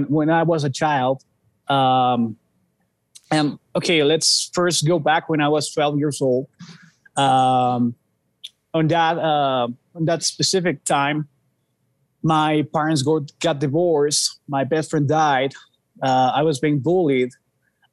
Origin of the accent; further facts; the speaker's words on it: Mexico City, Mexico; we're from Mexico City